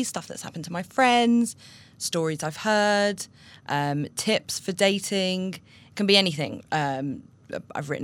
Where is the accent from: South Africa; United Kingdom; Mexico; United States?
United Kingdom; London; moved away as an adult; now in Israel; I came from London. I moved to Israel 4.5 years ago now.